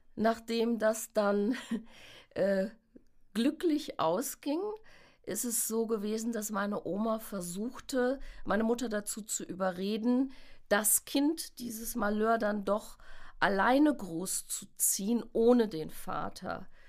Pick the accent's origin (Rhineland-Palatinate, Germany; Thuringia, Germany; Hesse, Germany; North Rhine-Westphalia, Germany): Rhineland-Palatinate, Germany; Westerwald; Ich bin in Deutschland geboren, auch im Westerwald geboren.